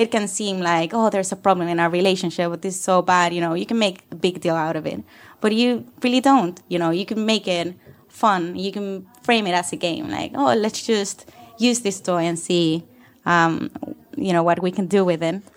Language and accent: English; Canary Islands, Spain; moved away as an adult; also born or lived in Barcelona, Spain; now in London, United Kingdom; I come from the Canary Islands